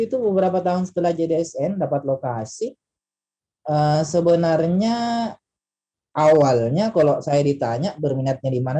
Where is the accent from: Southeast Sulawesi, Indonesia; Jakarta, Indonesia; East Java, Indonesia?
Southeast Sulawesi, Indonesia; Kolaka; dipanggil pulang ke kampung, ya Kolaka, ya, kampung saya Kolaka.